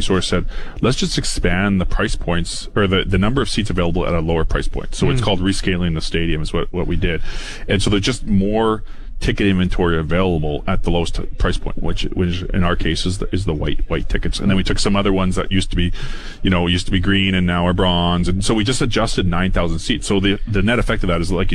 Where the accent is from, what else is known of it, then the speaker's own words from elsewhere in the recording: Foam Lake, Saskatchewan, Canada; growing up in Foam Lake